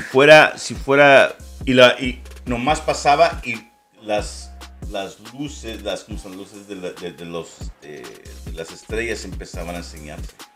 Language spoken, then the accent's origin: Spanish; Ciudad Juárez, Chihuahua, Mexico; also born or lived in El Paso, Texas, United States; yo soy nacido en El Paso. Este, y, pero me crié en Juárez